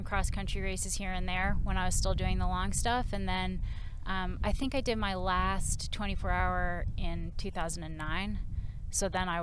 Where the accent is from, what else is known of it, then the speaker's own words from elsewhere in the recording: Massachusetts, United States; moved away as an adult; also born or lived in Maine / San Francisco; I grew up in Massachusetts